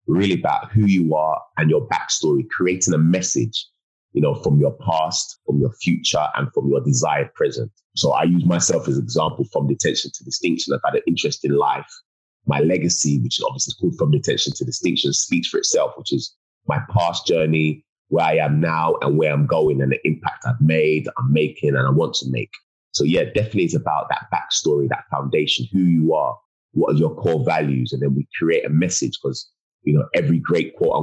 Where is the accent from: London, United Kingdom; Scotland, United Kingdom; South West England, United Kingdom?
London, United Kingdom; I was born and raised in Hackney, East London.